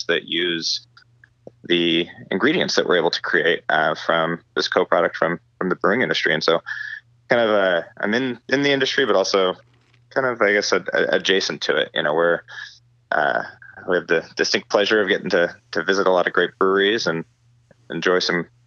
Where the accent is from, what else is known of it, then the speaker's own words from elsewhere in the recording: Northern California, United States; also born or lived in Los Angeles, California; I grew up in Northern California